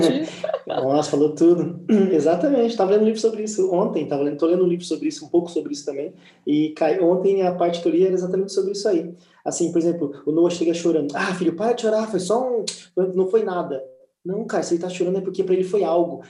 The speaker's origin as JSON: {"language": "Portuguese", "country": "Brazil", "moved": "as an adult", "lives_now": "Liverpool, United Kingdom", "said": "quando eu saí do Brasil, brother, eu deixei um emprego bom no Brasil"}